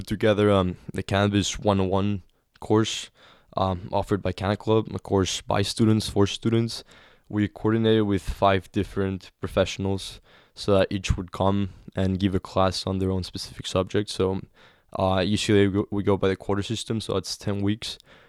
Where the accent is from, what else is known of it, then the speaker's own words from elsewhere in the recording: Cancun, Quintana Roo, Mexico; Yeah, in Cancun. The crown jewel of Mexican tourism. But still was affected by the violence created directly by the war on drugs.